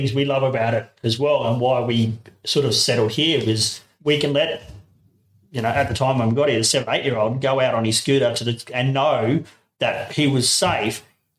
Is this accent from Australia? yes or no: yes; Darwin, Northern Territory, Australia; now in Boorowa, Australia; I grew up in Darwin